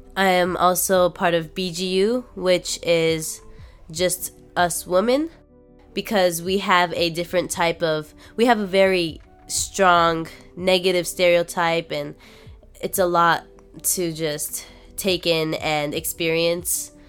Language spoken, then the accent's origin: English; Japan; also born or lived in United States; now in Los Angeles, United States; I grew up in Japan